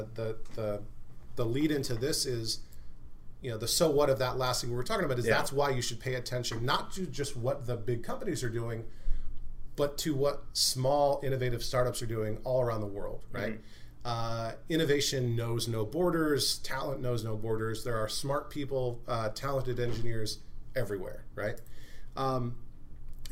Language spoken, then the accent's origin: English; United States; as an American